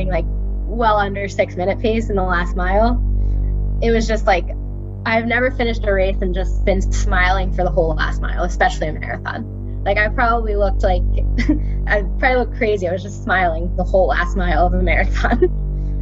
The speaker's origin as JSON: {"language": "English", "town": "Robbinsville", "region": "New Jersey", "country": "United States", "tie": "born or raised there", "said": "I grew up in Robbinsville, New Jersey"}